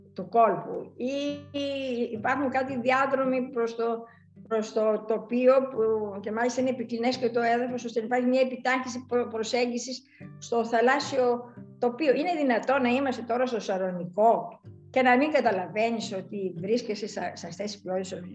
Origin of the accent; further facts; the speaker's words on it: Larissa, Thessaly, Greece; moved away; όταν μου ζητήσαν να σχεδιάσω και για την πατρίδα μου πλατείες